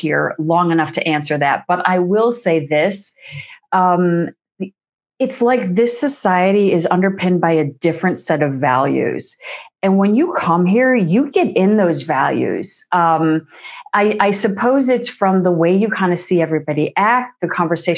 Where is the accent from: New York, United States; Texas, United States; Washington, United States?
New York, United States; moved away as an adult; now in Norway; I'm from the States, from New York, but I live in a country now that is, you know, top of the list for gender equality